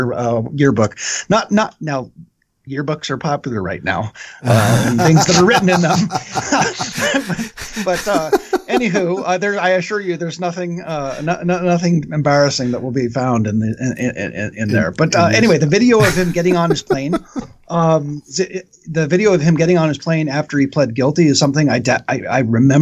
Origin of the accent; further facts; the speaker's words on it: Western Washington State, United States; I grew up in Western Washington State, about 4 hours north of 3 hours north of the Oregon border.